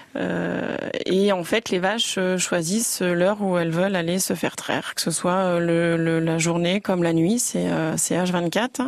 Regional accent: Jussy, Bourgogne-Franche-Comté, France; je suis originaire de Jussy

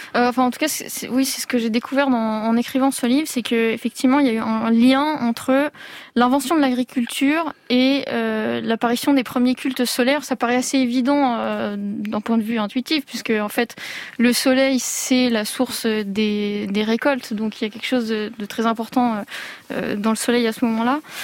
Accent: Provence-Alpes-Côte d'Azur, France; je suis née en Provence

